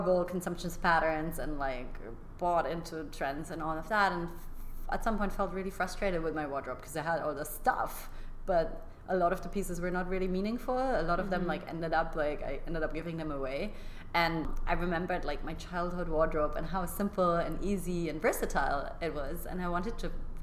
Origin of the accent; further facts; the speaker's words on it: Germany; moved away as an adult; also born or lived in London; I grew up in Germany doing gymnastics my like entire like early childhood